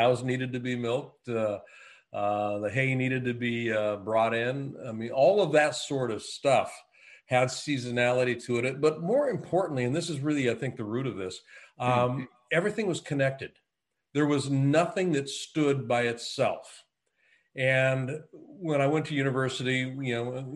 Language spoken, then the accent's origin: English; Eugene, Oregon, United States; moved away as an adult; also born or lived in Netherlands / Japan; I grew up in the Willamette Valley. Eugene, Springfield, Oregon